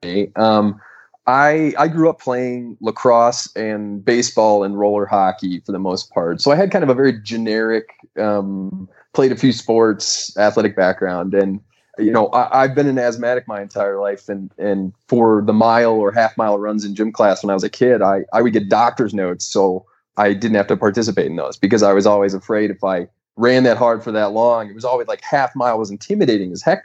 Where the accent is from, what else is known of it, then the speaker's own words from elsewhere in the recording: Grosse Pointe Park, Michigan, United States; now in Denver, United States; I'm from a town called Grosse Pointe Park, and it's southeast Michigan, kind of right outside Detroit